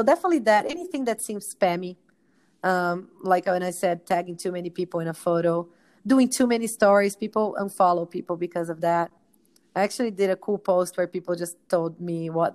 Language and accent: English; Brazil; moved away; I'm from Brazil.